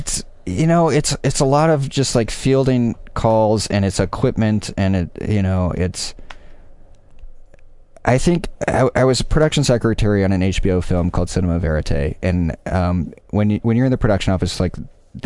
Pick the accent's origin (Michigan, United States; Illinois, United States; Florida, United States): Michigan, United States; moved away as an adult; also born or lived in Los Angeles, United States; now in Chicago, United States; I'm from Michigan